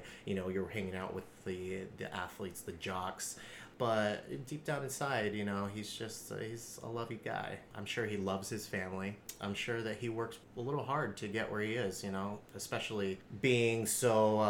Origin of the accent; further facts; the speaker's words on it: San Jose, California, United States; San Jose.